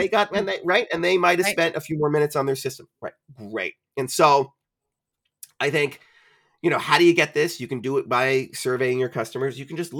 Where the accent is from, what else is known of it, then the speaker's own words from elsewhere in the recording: Ireland; And my answer always is, I'm Irish, is very articulate.